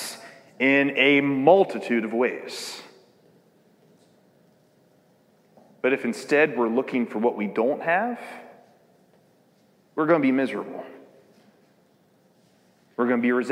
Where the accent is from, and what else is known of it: United States